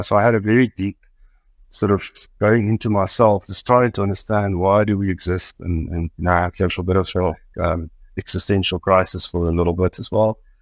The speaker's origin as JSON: {"language": "English", "town": "Brits", "region": "North West", "country": "South Africa", "tie": "born or raised there", "said": "I grew up actually in Brits here outside Victoria"}